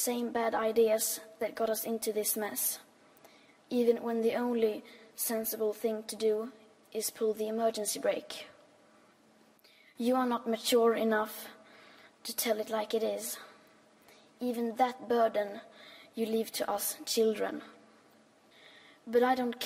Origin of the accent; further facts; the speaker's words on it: Sweden; I am 15 years old and I'm from Sweden.